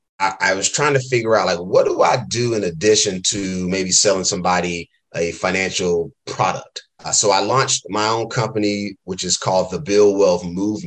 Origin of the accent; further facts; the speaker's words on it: Durham, North Carolina, United States; moved away as an adult; also born or lived in Philadelphia, Pennsylvania; now in Oakland, United States; I'm originally born and raised in Durham, North Carolina